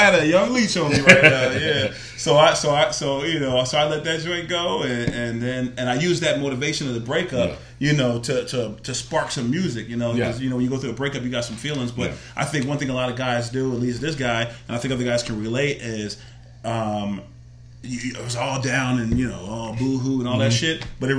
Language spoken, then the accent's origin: English; New Jersey, United States; both my parents, we talked about, we're from Jersey originally.